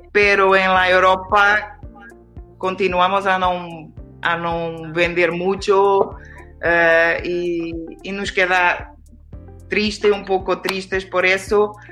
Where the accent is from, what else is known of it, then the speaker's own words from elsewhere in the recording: Portugal; Spanish is a second language; yo soy de Portugal